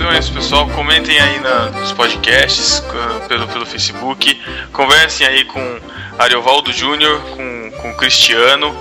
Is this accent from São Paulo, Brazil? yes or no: yes; Botucatu, São Paulo, Brazil; now in Curitiba, Brazil; Eu, eu sou de Botucatu, interior de São Paulo